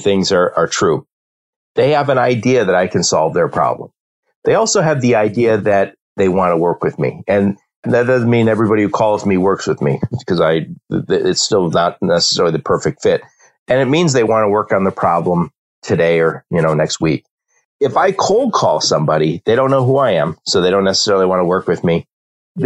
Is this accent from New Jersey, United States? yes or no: no; Dearborn, Michigan, United States; I grew up in Dearborn, Michigan. I still live in the Detroit area